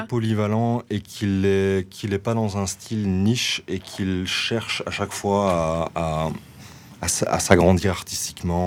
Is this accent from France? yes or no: no; Brussels, Brussels-Capital Region, Belgium; nous, on vient de Jette de base. Ah, moi personnellement, je viens de ce quartier-là. On vient du nord de Bruxelles, Jette, euh, Laken